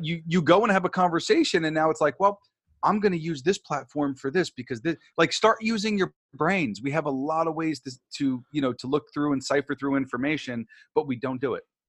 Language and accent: English; New York, United States; I grew up on the East Coast, I grew up in New York